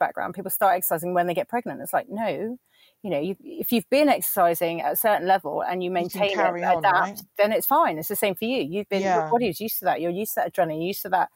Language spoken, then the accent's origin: English; Potters Bar, East of England, United Kingdom; Potter's Bar.